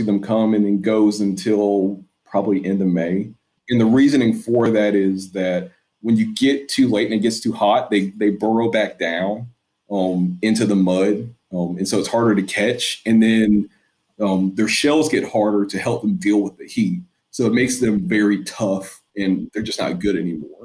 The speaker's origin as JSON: {"language": "English", "region": "Northern Alabama", "country": "United States", "tie": "born or raised there", "also_born_or_lived": "Baton Rouge, Louisiana", "moved": "as an adult", "lives_now": "New Orleans, United States", "said": "I grew up in Northern Alabama"}